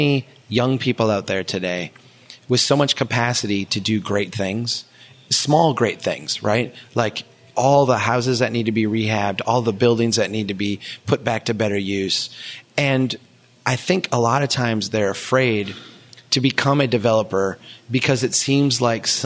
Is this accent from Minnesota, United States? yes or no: yes; Minnesota, United States; as a Minnesotan